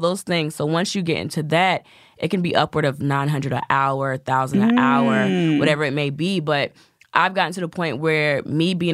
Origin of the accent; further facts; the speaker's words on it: the South, United States; I'm from the South. So I have the sweet Southern Belle thing